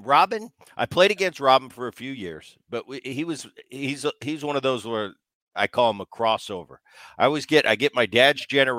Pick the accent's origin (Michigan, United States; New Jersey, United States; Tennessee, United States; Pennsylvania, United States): Pennsylvania, United States; Philadelphia; John, I grew up in Philadelphia